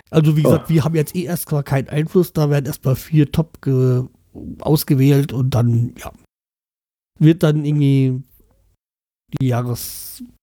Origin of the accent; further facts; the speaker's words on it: North Rhine-Westphalia, Germany; ich bin ein Kind des Ruhrgebiets. Da antwortet man auf die Frage nach Nationalität mit Schalke, Dortmund oder Bochum.